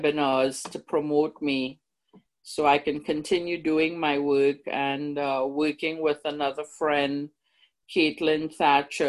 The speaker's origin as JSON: {"language": "English", "country": "Trinidad & Tobago", "moved": "yes", "lives_now": "Canada", "said": "I'm from Trinidad. You can tell by my lovely accent"}